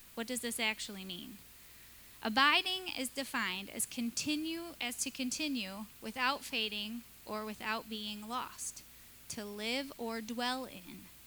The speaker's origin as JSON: {"language": "English", "region": "Michigan", "country": "United States", "tie": "born or raised there", "moved": "yes", "said": "I grew up in Michigan at the end of a dirt road"}